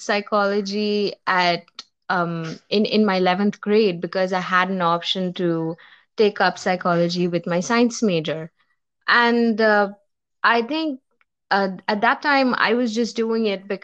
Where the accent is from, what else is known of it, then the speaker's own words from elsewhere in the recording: India; I'm from India.